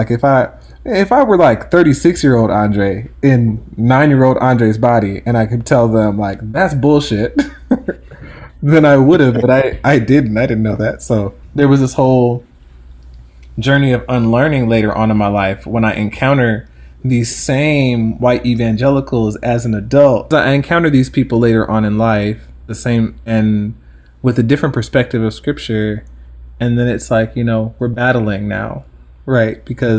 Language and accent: English; Jamaica; I think being Black, but not just being Black, being Jamaican actually is one